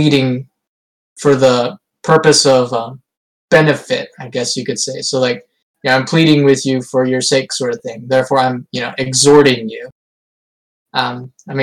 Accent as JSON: {"language": "English", "country": "United States", "said": "I'm from the United States of America."}